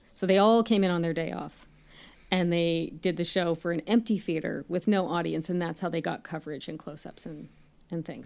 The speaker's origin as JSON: {"language": "English", "country": "Canada"}